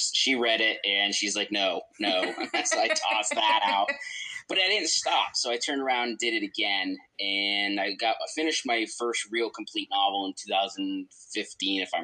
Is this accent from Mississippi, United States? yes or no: no; northern New York, United States; moved away; also born or lived in Nebraska; I'm literally from the Canadian border